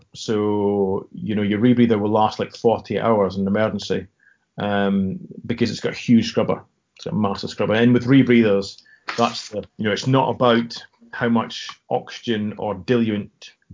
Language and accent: English; Scotland, United Kingdom; accent: Scottish